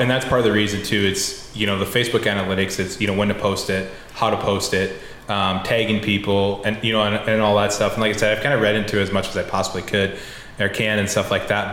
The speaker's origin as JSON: {"language": "English", "town": "Decorah", "region": "Iowa", "country": "United States", "tie": "born or raised there", "said": "I went to college in my hometown um, of Decorah."}